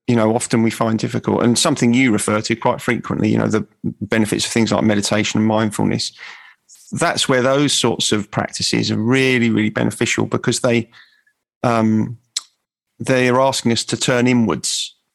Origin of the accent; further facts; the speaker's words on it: England, United Kingdom; I identify with St. George because I'm English, I was born in England.